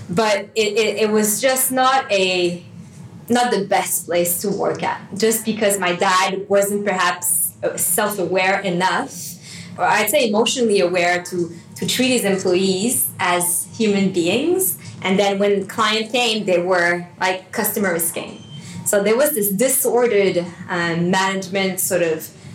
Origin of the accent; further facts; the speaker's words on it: Montreal, Quebec, Canada; moved away as an adult; now in Sydney, Australia; I'm from Montreal. Uh, my fiance and I moved to Sydney about six years ago now